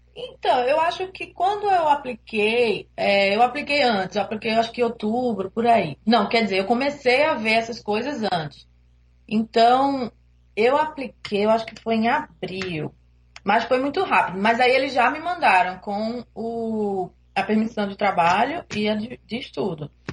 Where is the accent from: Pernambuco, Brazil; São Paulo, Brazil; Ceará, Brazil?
Pernambuco, Brazil; Recife; moved away as an adult; now in Toronto, Canada; eu sou de Recife